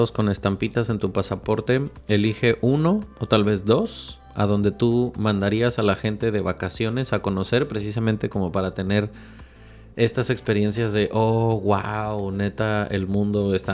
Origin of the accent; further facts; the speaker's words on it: Mexico; nos tratan muy bien como mexicanos